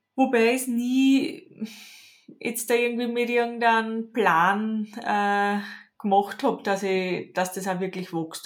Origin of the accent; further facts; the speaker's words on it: Lower Austria, Austria; Ich komme aus Niederösterreich